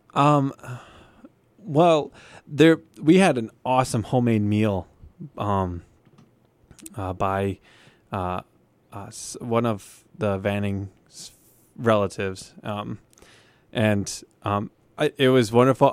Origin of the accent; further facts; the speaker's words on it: Forston, Midwest, United States; moved away; my hometown, which is surrounded by corn, corn fields, uh, called Forston.